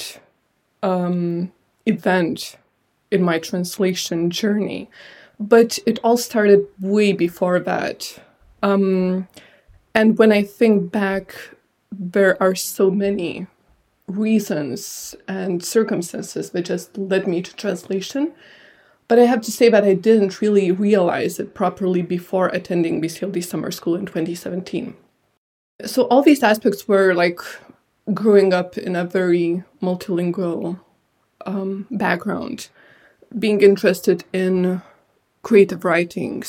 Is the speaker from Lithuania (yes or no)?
yes; Lithuania; first language Lithuanian and Georgian; English is a second language; moved away as an adult; now in United Kingdom; I grew up in Lithuania, so naturally I gravitated more towards Lithuanian